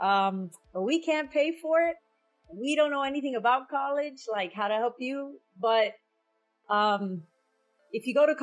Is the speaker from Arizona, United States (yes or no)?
no; Hialeah, Florida, United States; I grew up in Miami.